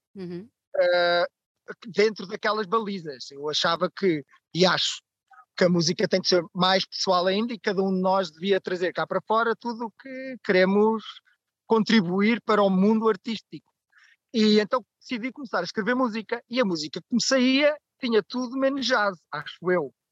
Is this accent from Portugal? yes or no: yes; Barreiro, Setúbal, Portugal; now in Lisbon, Portugal; Eu sou natural do Barreiro, cidade pós-industrial